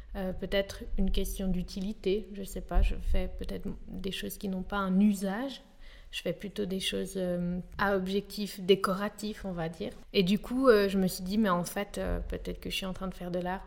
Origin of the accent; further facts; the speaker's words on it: Geneva, Switzerland; j'ai grandi à Genève.